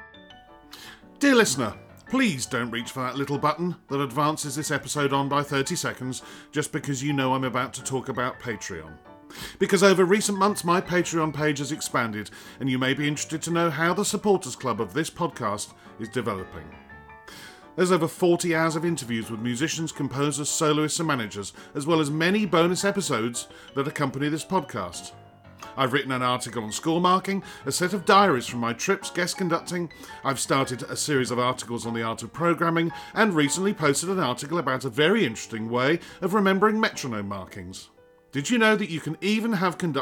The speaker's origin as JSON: {"language": "English", "region": "England", "country": "United Kingdom", "said": "as an Englishman"}